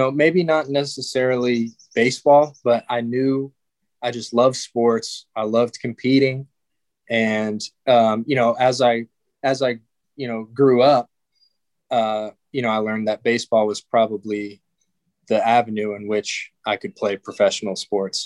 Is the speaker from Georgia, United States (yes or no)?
yes; Georgia, United States; also born or lived in Chicago, Illinois; I was born in Chicago, but moved to Georgia when I was young